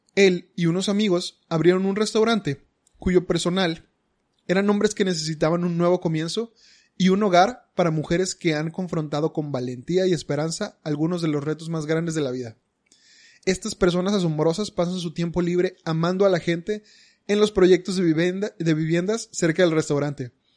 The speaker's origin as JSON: {"language": "Spanish", "town": "Monterrey", "region": "Nuevo León", "country": "Mexico", "said": "los regios somos regios"}